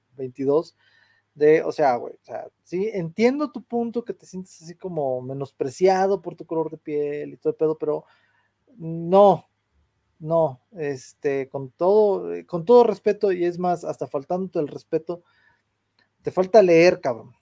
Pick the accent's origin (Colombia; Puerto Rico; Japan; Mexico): Mexico; San Luis Potosí; yo nací aquí en San Luis